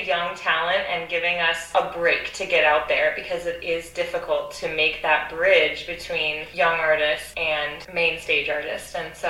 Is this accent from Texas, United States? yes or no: no; Philadelphia, Pennsylvania, United States; moved away as an adult; Philadelphia is my hometown, and growing up in a musical household with two opera singers as parents, Opera Philadelphia has been my home base since I was 5 years old